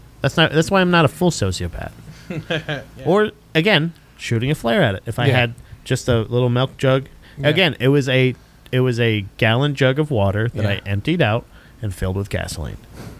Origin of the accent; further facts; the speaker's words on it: Florida, United States; Growing up in Florida